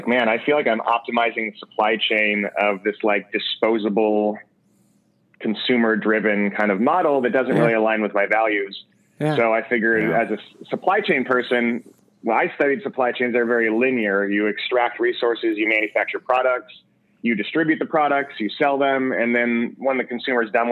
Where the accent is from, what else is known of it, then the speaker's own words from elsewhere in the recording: East Bay, near Berkeley, California, United States; moved away as an adult; now in Pasadena, United States; I'm from near Berkeley, actually. So, yeah, I'm from the East Bay area, and I moved down here